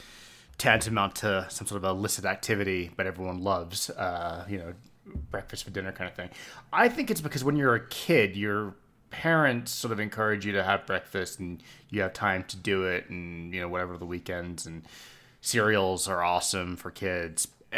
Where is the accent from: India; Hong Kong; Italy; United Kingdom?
Hong Kong; And like where we grew up in Hong Kong, the expat community was overwhelmingly Australian, New Zealand, and British.